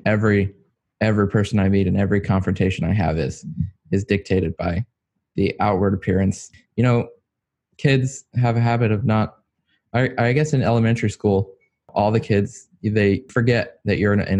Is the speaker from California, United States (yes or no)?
no; near Richmond, Virginia, United States; I was born in near Richmond, Virginia.